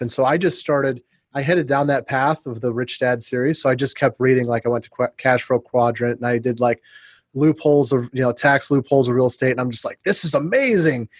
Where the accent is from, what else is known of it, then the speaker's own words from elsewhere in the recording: Ohio and Indiana, Midwest, United States; moved away as an adult; also born or lived in St. Louis / Phoenix; I was raised in the Midwest. I went to college in you know in Ohio and grew up in Ohio and Indiana